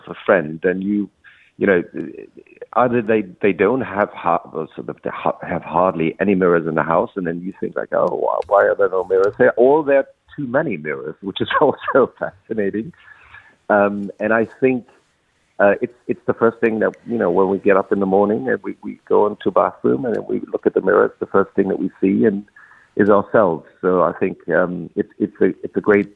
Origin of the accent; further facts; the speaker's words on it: a small town near Frankfurt, Hesse, Germany; In this small town that I grew up near Frankfurt